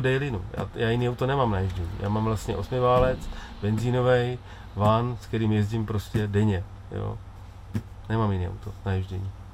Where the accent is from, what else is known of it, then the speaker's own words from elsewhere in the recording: Czechia; U nás v Čechách